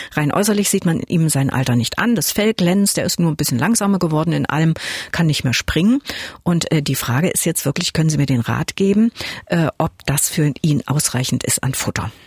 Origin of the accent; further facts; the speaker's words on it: Saxony, Germany; bei uns in Deutschland, in Sachsen auch